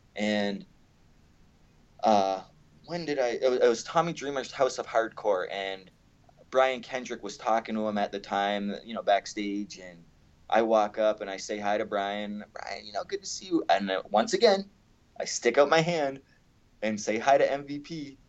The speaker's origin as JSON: {"language": "English", "country": "Canada", "tie": "born or raised there", "said": "I grew up in Canada"}